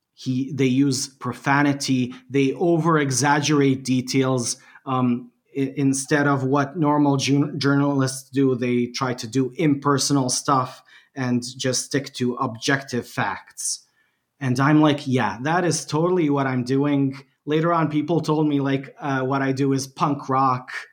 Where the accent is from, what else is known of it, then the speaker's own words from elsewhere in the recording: Bosnia & Herzegovina; English is a second language; I'm from Bosnia and Herzegovina.